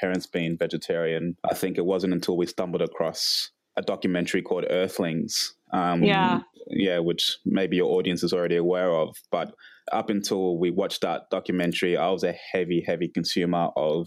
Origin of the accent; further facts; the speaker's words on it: Canberra, Australian Capital Territory, Australia; I've been here 27 years. So, we grew up in Canberra.